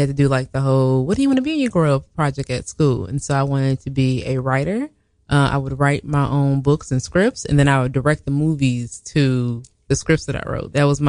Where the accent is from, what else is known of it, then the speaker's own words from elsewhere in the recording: St. Louis, Missouri, United States; moved away; So I'm originally from St. Louis, Missouri. That is my mom's hometown.